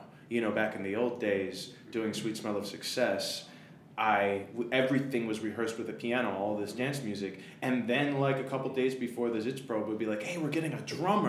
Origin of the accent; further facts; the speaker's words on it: Detroit, Michigan, United States; I'm from Detroit.